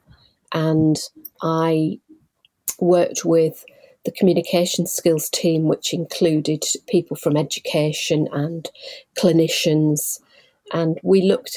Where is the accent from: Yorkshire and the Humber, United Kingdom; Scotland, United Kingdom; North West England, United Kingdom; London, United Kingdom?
Yorkshire and the Humber, United Kingdom; Leeds; also born or lived in Bradford; I'm originally born and bred in Leeds